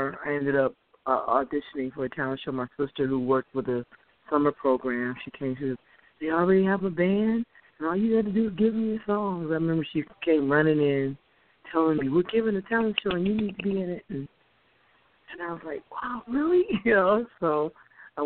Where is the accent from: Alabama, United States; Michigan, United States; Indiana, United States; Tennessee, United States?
Michigan, United States; Detroit; All my life, east side of Detroit